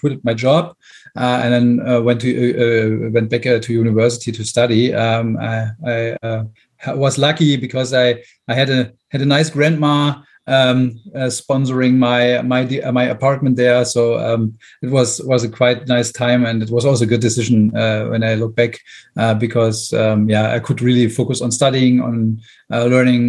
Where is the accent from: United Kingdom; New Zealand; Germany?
Germany; Brandenburg; English is a second language; moved away as an adult; also born or lived in Berlin; I left my hometown. I'm originally from Brandenburg, and then went to Berlin, the big town.